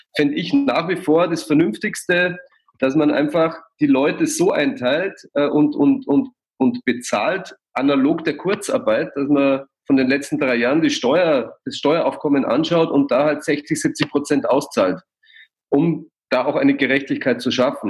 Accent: Passau, Bavaria, Germany; now in Munich, Germany; in Passau, wo ich herkomme

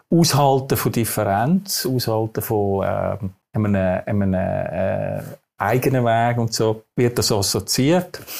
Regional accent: Switzerland; accent: Swiss German; first language Swiss German; ich bin in der Schweiz aufgewachsen und, und ich glaube, dass, wenn man dort, wo man in die Schule geht, dort, wo man aufwächst, ich meine, ich rede Schweizerdeutsch, das lässt sich nicht so leicht äh, einem austreiben.

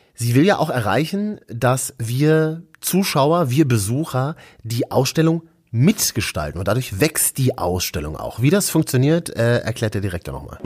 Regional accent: Berlin, Germany; also born or lived in Leipzig; Ich bin eigentlich Berliner, äh, pendel immer so ein bisschen hin und her, bin unter der Woche hier in Leipzig

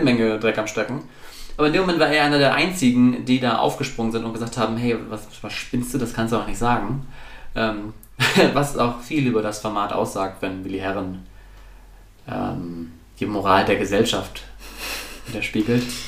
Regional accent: the North, Northern Germany, Germany; ich komme aus dem Norden

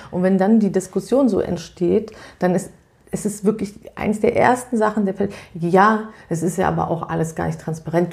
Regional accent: Berlin, Germany; ich komme ja aus Berlin

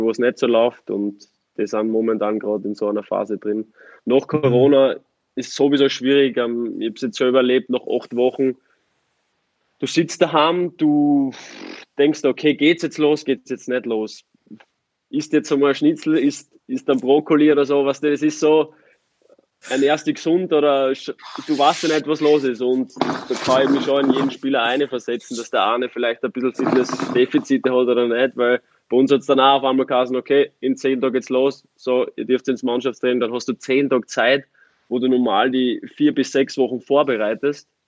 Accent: Austria; Es ist vergleichbar mit Graz in meiner Heimat.

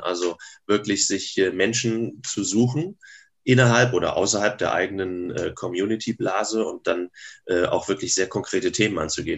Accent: Grevesmühlen, Mecklenburg-Vorpommern, Germany; moved away as an adult; also born or lived in Berlin / Bonn; ich komme aus Grevesmühlen, einem kleinen Ort zwischen, heute würden wir sagen, Lübeck und Wismar

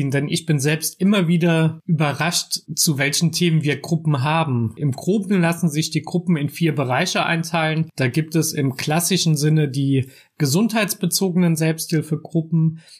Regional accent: Trier, Rhineland-Palatinate, Germany; ich bin 35 Jahre alt, ich bin in Trier geboren und aufgewachsen

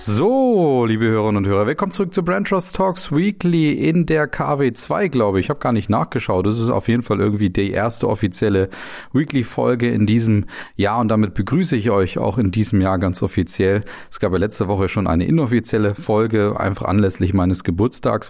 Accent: Germany; bei uns in Deutschland

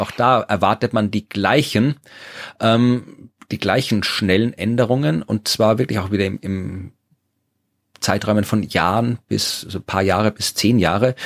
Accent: Furth bei Göttweig, Lower Austria, Austria; Niederösterreich zu finden sind, dem Bundesland, wo ich jetzt wohne und wo ich auch, äh, geboren und aufgewachsen bin

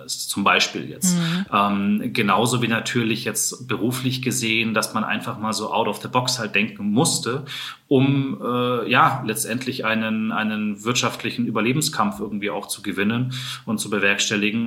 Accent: Munich, Bavaria, Germany; dass ich ja auch in München aufgewachsen bin, äh, geboren bin in München, schlägt natürlich jetzt dann schon auch mein Herz für die Heimatstadt.

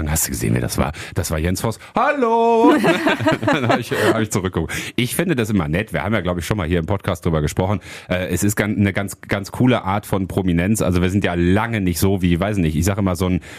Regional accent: Hattingen, North Rhine-Westphalia, Germany; Ich komme ursprünglich aus Hattingen, das ist ja gar nicht weit hier im, im Ruhrgebiet, ne?

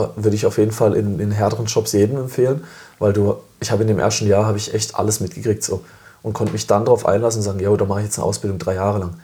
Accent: Freiburg, Baden-Württemberg, Germany; ich komme ja aus Freiburg, ähm, bin geboren in Freiburg

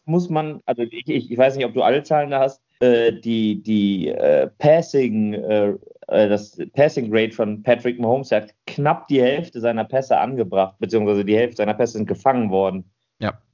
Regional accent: Germany; Bei uns in Deutschland

